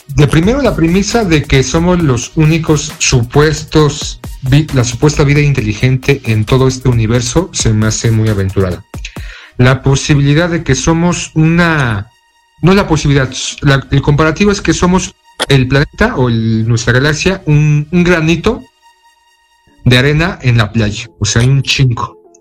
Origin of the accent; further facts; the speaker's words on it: Mexico; nuestro ufólogo de cabecera aquí en México